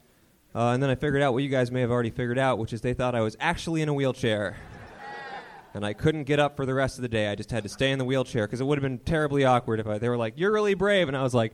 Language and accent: English; Maryland, United States; also born or lived in Washington, D.C.; I'm from Maryland.